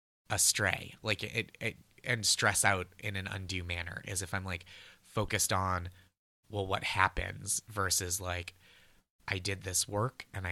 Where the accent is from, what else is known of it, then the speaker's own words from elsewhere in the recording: Massachusetts, United States; I'm from the North Shore of Massachusetts, where there's a town spelled the same as Peabody but pronounced Peabody.